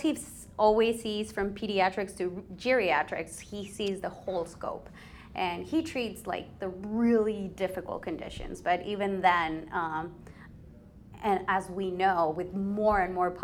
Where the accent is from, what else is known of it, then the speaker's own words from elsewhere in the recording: Ecuador; I was born and raised in Ecuador.